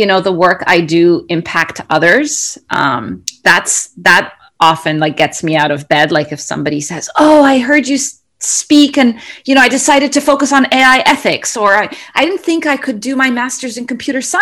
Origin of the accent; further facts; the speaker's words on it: Cairo, Cairo Governorate, Egypt; moved away; also born or lived in Kuwait / United Arab Emirates; So I grew up, I'm originally from Egypt. I grew up in Cairo and around the Middle East. So we were in Kuwait